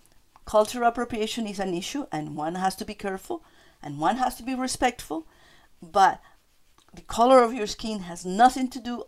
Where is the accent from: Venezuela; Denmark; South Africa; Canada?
Venezuela; now in Boston, United States